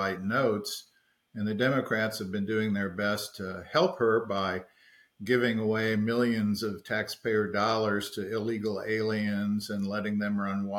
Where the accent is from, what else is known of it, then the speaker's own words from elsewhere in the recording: Florida, United States; my home state of Florida